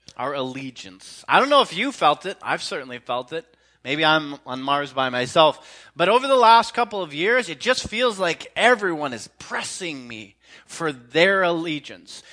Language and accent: English; Canada; as a Canadian